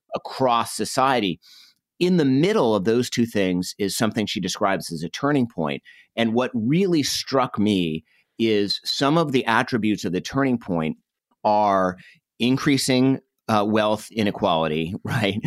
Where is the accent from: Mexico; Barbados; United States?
United States; Northeast; I grew up in the Northeast.